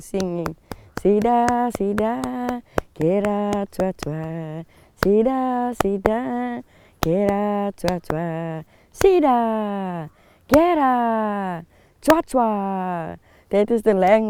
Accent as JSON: {"language": "English", "town": "Citrusdal", "region": "Western Cape", "country": "South Africa", "said": "I'm from Citrusdal. I'm here now at Cedar Kloof"}